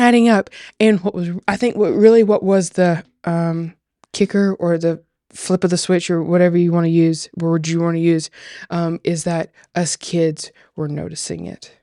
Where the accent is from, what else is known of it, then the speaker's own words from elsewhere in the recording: Tennessee, United States; accent: Southern; very much born and raised Tennessee